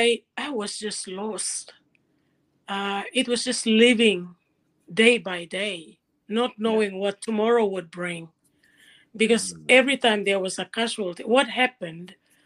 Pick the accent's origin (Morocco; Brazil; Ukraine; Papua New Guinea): Papua New Guinea; moved away as an adult; now in Cairns, Australia; I'm from Papua New Guinea.